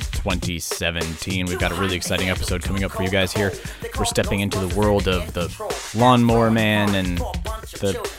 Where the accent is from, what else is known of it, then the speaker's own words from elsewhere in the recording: United States; my fellow Americans